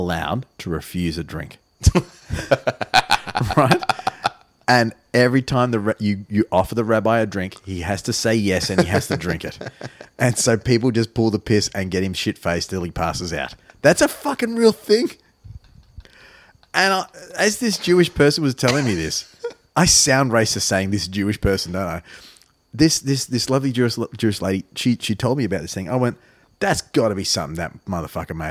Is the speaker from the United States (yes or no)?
no; Australia; as an Australian person myself